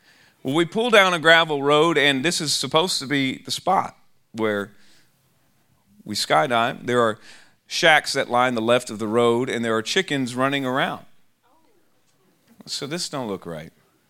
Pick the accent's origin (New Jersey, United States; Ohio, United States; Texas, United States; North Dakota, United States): Texas, United States; Austin; I'm from Austin, Texas